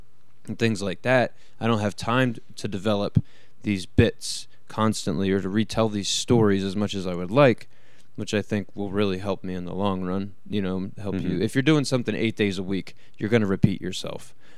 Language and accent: English; Philadelphia, Pennsylvania, United States; moved away; And that's where I came from. I came from the East Coast, from Philadelphia, and all that. And to be out here is so opposite.